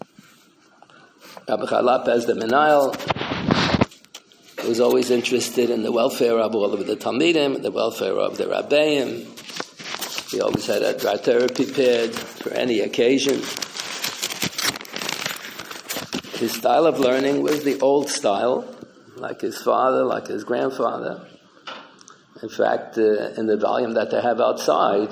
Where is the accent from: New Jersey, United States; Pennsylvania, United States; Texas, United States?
Pennsylvania, United States; Philadelphia; also born or lived in New York City; I was brought up in Pennsylvania, and when we lived in Philadelphia, the day school only went to the fifth grade. So my parents decided to have to send me to stay with my grandparents in New York